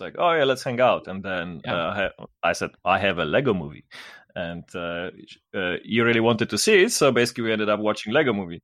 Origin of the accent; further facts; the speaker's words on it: Kraków, Lesser Poland, Poland; I'm from Poland, which is located in Central Europe, not Eastern Europe